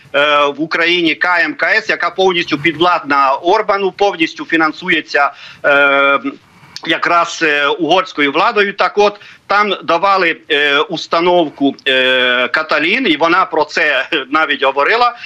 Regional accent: Ukraine; як український угорець

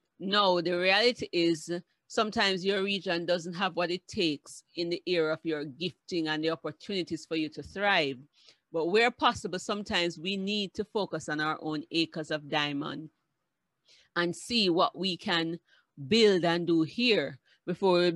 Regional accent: Kingston, Jamaica; I grew up partially in Olympic Gardens

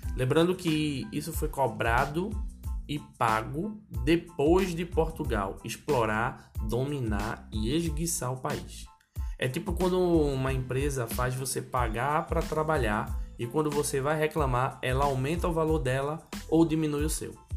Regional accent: Recife, Pernambuco, Brazil; Eu sou comediante pernambucano nasci em Recife

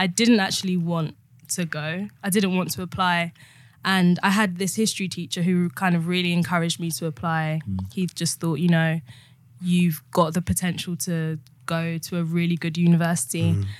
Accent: Chingford, London, United Kingdom; So I'm from Chingford.

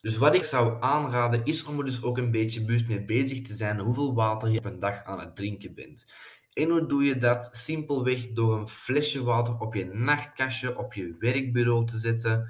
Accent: Flanders, Belgium; wij als Belgen en als Vlamingen

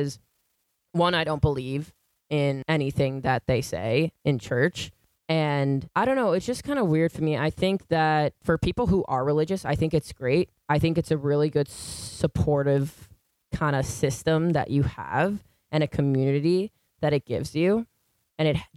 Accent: Syosset, New York, United States; first language English; I actually played basketball at St. Edward's in Syosset, like by the train station

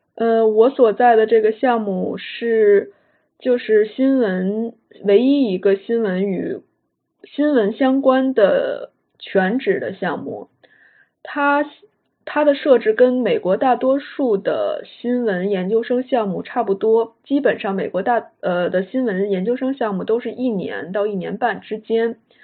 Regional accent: Beijing, China; moved away as an adult; also born or lived in Washington, D.C., United States; 我是北京人，所以我在北京接受的就是小学、初中、高中的教育

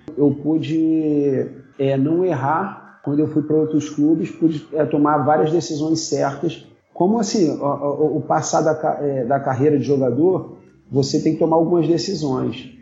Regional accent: Nova Iguaçu, Rio de Janeiro, Brazil; sou nascido e criado aqui em Nova Iguaçu

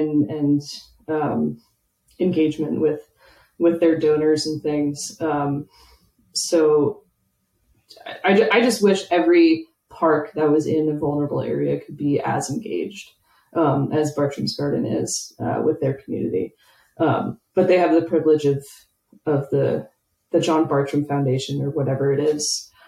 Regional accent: Atlanta, Georgia, United States; now in Oklahoma, United States; I'm from the Atlanta area

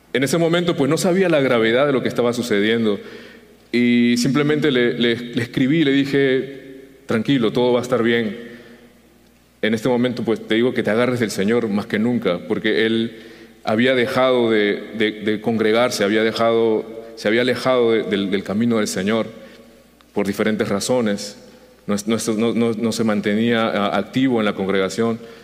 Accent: Peru; now in United States; Llegué a los Estados Unidos en el 2002 y sucedió la separación. Él se quedó en, en mi tierra, en Perú

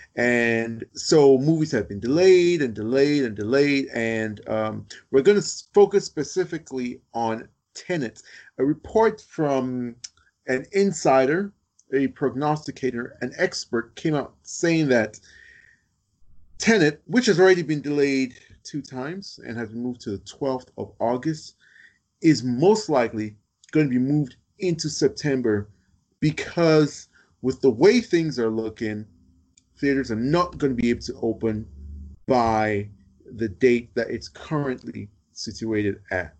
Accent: United States; now in United Kingdom; I'm American, but I live in the UK

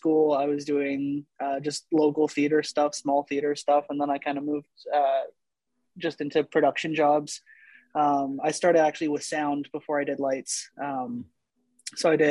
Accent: Canada; being Canadian, two, being a drummer from Canada

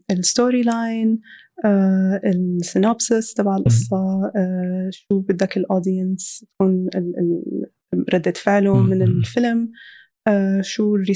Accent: Syria; moved away; طالعين من سوريا فالأولويات اختلفت

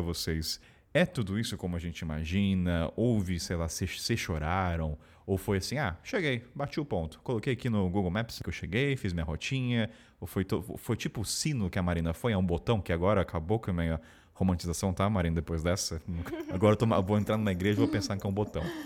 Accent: Taubaté, São Paulo, Brazil; sou de Taubaté

